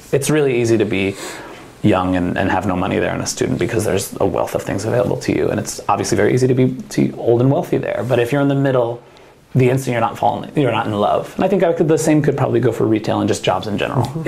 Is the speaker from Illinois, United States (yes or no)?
no; New Jersey, United States; moved away as an adult; now in Oregon, United States; I'm from New Jersey